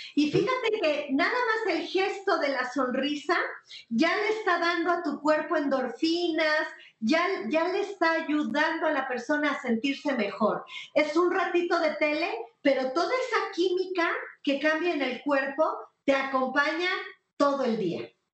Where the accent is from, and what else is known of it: Mexico